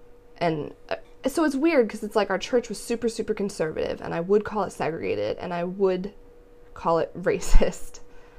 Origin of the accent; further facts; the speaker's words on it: New Jersey, United States; I'm from New Jersey, so that is a huge melting pot.